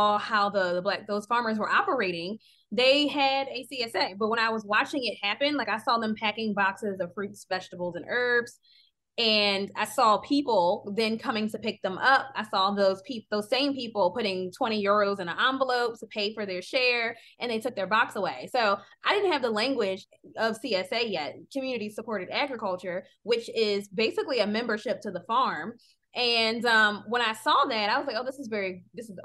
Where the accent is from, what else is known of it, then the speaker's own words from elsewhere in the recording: Philadelphia, Pennsylvania, United States; as an American from Philadelphia, you know, my backyard was concrete